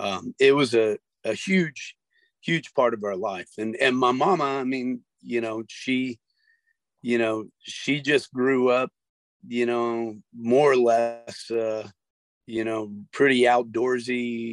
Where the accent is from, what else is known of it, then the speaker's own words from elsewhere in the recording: Sarasota, Florida, United States; also born or lived in Texas / Georgia / Tennessee / Louisiana; I was born in Texas, and we went from Texas to Lilburn, Georgia, to Chattanooga, Tennessee, down to Lafayette, Louisiana, and then from there down to Sarasota.